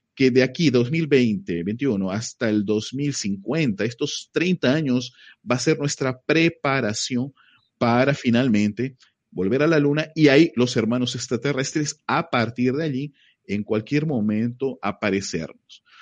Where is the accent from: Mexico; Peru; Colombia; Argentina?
Peru; moved away as an adult; now in Brazil; yo soy peruano. Eh, yo vivo en Brasil ya 23 años.